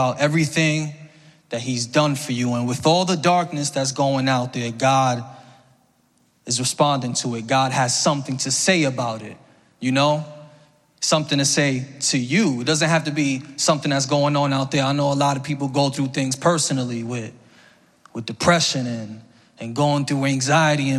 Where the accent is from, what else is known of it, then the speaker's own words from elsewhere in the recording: New York City, New York, United States; I'm from the Bronx